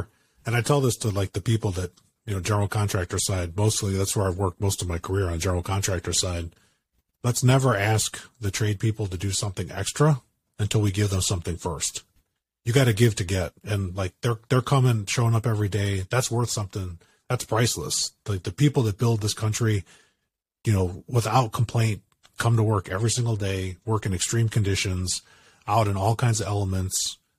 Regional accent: Chicago, Illinois, United States; now in California, United States; I grew up in Chicago, but now I get cold at just the hint of like temperatures dropping.

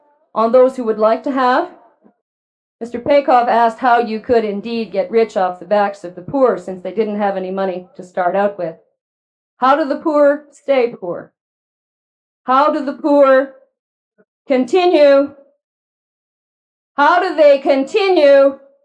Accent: Canada; proud as a Canadian

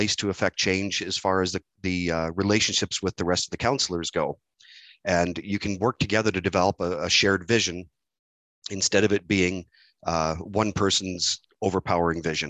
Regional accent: Dunnville, Ontario, Canada; born and raised in Canberra, which became part of Dunville, town of Dunville

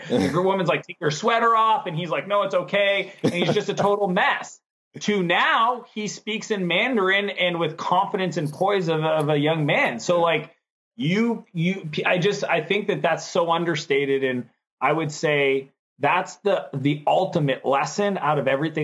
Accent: Canada; I'm Canadian.

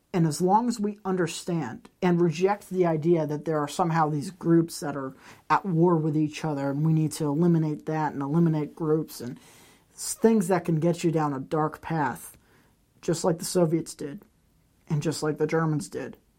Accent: United States; As an American

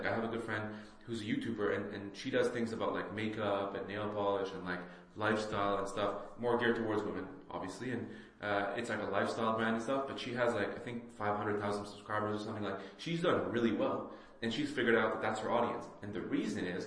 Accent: Saudi Arabia; moved away; also born or lived in Lebanon / Bahrain; I also immigrated from Lebanon, right? I grew up in Saudi and I lived in Bahrain

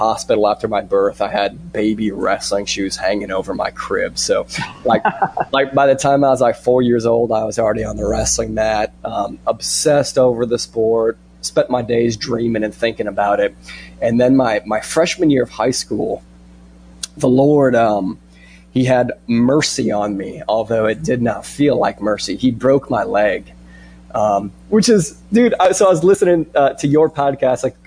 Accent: Iowa, United States; I'm an Iowan. I'm an American.

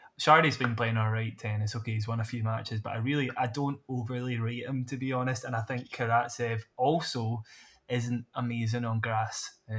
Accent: Scotland, United Kingdom; It's no secret we're Scottish.

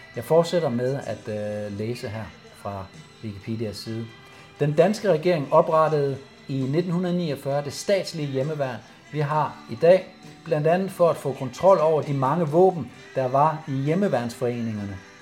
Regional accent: Silkeborg, Central Denmark Region, Denmark; also born or lived in Hundige, Greve Municipality, Denmark; der flyttede vi fra Hundi til Silkeborg. Jeg var 10 år der i 78

